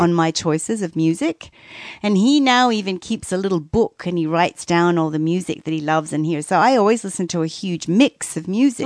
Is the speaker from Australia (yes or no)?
yes; Australia; moved away; as an Australian kid